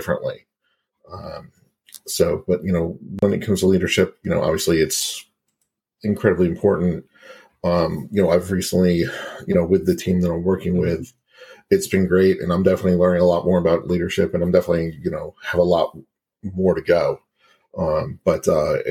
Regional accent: Cobb County, Georgia, United States; I grew up in Cobb County

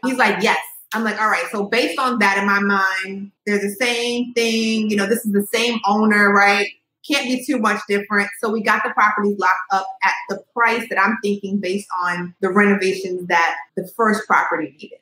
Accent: Montgomery County, Maryland, United States; also born or lived in New York; now in Baltimore, United States; I grew up in Maryland though, so okay. in like Montgomery County, more suburban area

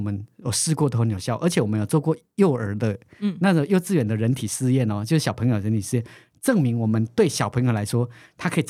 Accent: Taiwan; 我的基因跟你的基因不一样，我们都是台湾人。

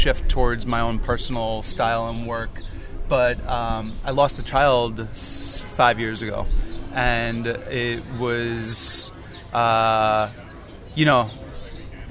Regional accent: Long Island, New York, United States; also born or lived in Brooklyn, New York / Queens, New York; I was born in Brooklyn, grew up in Brooklyn, Queens. Then we moved out to Long Island when I was in second grade

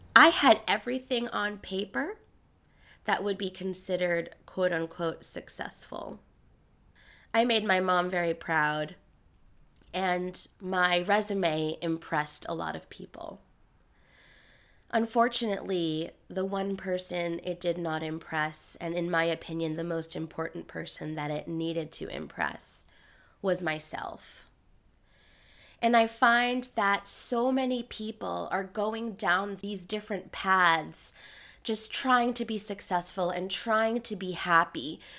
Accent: New York City, New York, United States; I was raised in Queens, New York, by a single tiger mom

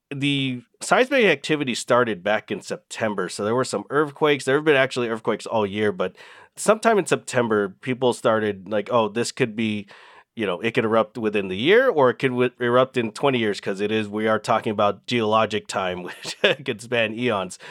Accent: California, United States; now in Big Island, Hawaii, United States; I grew up in California

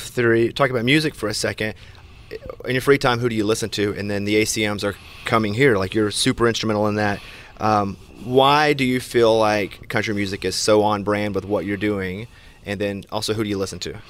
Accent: Arkansas, United States; I'm from Arkansas

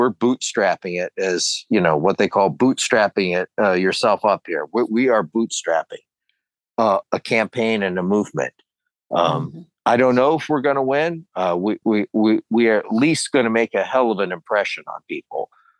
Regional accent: Canton, Ohio, United States; I'm originally from Canton, Ohio.

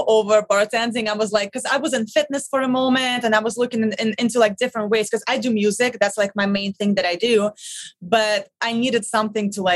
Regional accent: Russia; English is a second language; moved away as an adult; now in New York City, United States; I'm originally from Russia

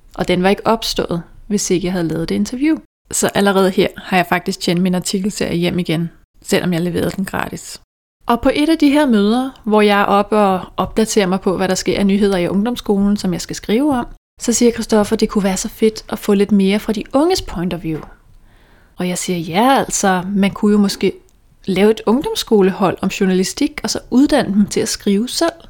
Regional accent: Dragør, Capital Region of Denmark, Denmark; moved away as an adult; now in Hellerup, Denmark; Jeg kommer fra Dragør, som er den her lille by på Amager, hvor alle kender alle, mere eller mindre.

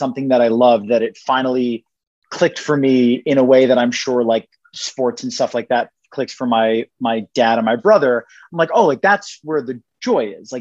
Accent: New Jersey, United States; moved away; I'm from New Jersey originally

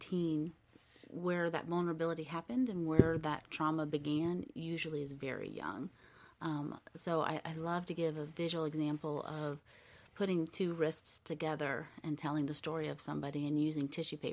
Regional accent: United States; I was born here in the United States

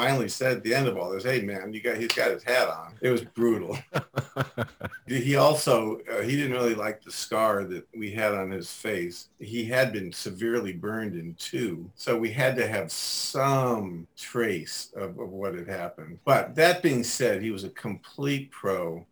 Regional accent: Cleveland, Ohio, United States; I'm from Cleveland

